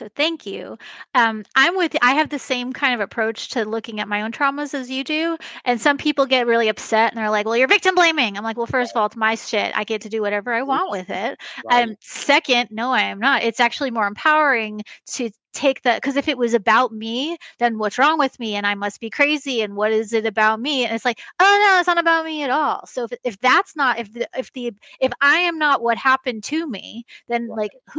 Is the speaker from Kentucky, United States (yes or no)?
no; New York, United States; I'm from New York, too. I live in Kansas.